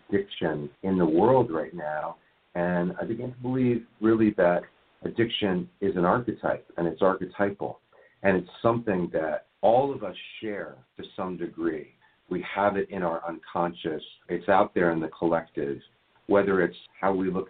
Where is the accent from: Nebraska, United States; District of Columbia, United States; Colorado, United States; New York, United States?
District of Columbia, United States; Washington; moved away; also born or lived in Venice Beach, California; I grew up in Washington, D.C., in Georgetown, and I was given all of the advantages